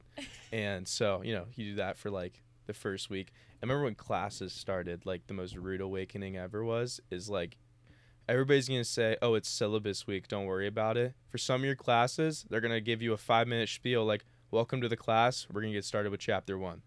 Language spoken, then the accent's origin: English; Cincinnati, Ohio, United States; moved away as an adult; now in Oxford, United States; I'm from Cincinnati